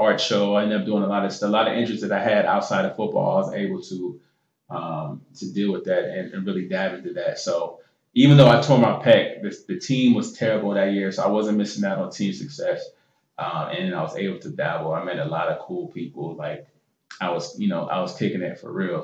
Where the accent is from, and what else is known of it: United States